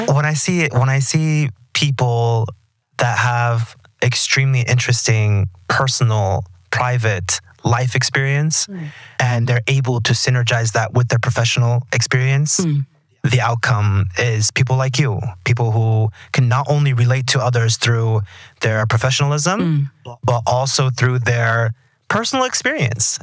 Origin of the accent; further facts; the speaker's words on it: Texas, United States; I'm from Texas